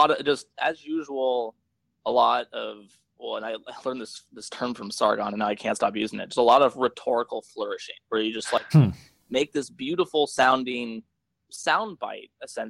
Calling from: Seattle, Washington, United States; I am calling from Seattle.

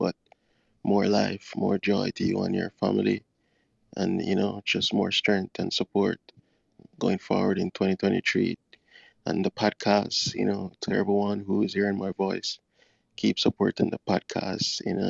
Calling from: Kingston, Jamaica; I am from, well, I'm located. I'm calling from Connecting True Clubhouse from Kingston, Jamaica.

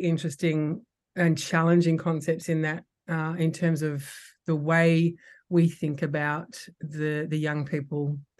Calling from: Sydney, New South Wales, Australia; I'm phoning in tonight from Darug country, actually, beautiful Darug country on the northern suburbs of Sydney.

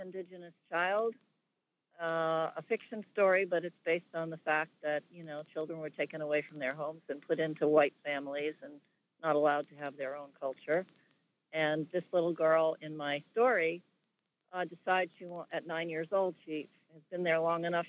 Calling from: Hartsdale, New York, United States; I'm calling from Hartsdale, New York.

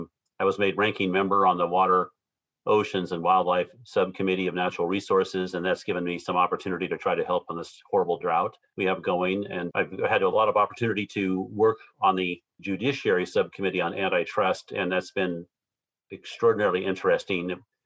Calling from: Ontario, Oregon, United States; Actually, I'm joining you from Ontario, Oregon.

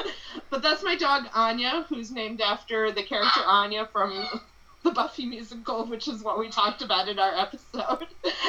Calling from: Bronx, New York, United States; I'm zooming in from the Bronx.

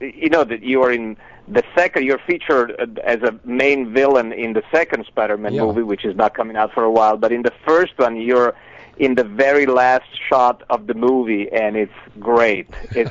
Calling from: Los Angeles, California, United States; I'm calling from Los Angeles.

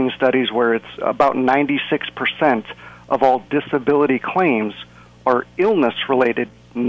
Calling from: Seattle, Washington, United States; And I'm coming from Seattle, and it is actually dry up here.

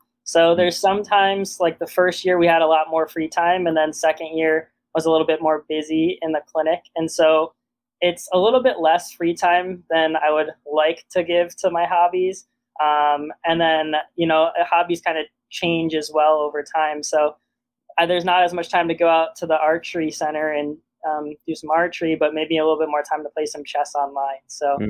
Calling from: Ann Arbor, Michigan, United States; Yeah, so we're both calling from Ann Arbor, Michigan.

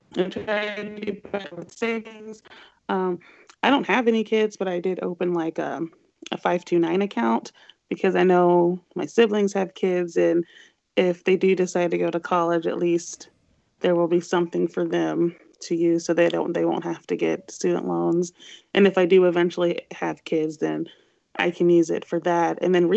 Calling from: St. Louis, Missouri, United States; It's … in St. Louis.

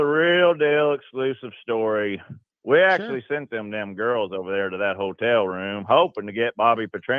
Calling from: Arkansas, United States; I'm calling from the great natural state of Arkansas

